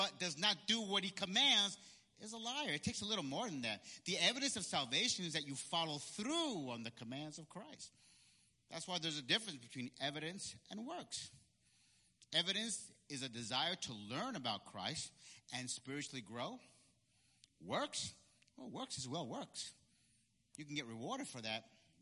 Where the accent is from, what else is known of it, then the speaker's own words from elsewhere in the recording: Peekskill, New York, United States; also born or lived in Puerto Rico; when we moved back from Puerto Rico and moved back to Peekskill, okay, where I went to middle school, okay, I went to Peekskill Middle School